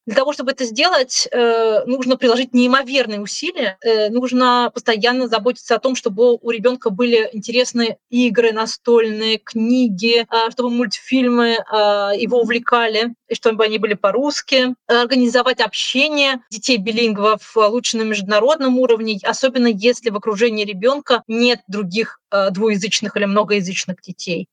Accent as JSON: {"language": "Russian", "country": "Russia", "moved": "yes", "lives_now": "Úbeda, Spain", "said": "Я ей сказала, что я из России"}